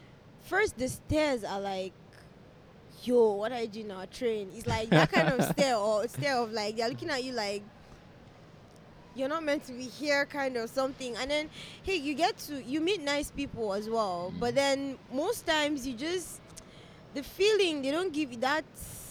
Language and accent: English; north, Nigeria; But basically, because I'm from the north, so I obviously know that accent.